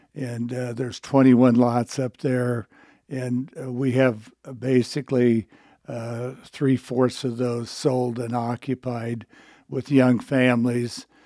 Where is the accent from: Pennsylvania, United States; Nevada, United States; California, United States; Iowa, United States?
Iowa, United States; Imogene; also born or lived in Shenandoah, Iowa / Creston, Iowa / Atlantic, Iowa / Avoca, Iowa; now in Glenwood, United States; I grew up in, uh, Glen, or in Imogene, Iowa, on a farm, uh, in Fremont County, Iowa.